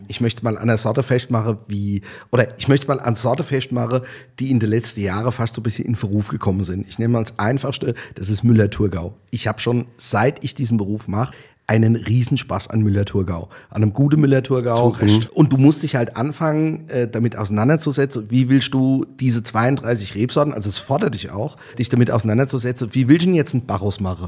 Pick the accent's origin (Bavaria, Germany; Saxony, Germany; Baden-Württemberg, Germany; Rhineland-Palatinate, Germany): Rhineland-Palatinate, Germany; Bechtheim; moved away as an adult; also born or lived in Austria; ich bin aus Bechtem